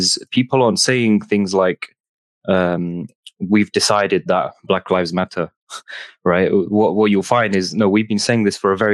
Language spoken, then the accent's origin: English; Nottingham, East Midlands, United Kingdom; from Nottingham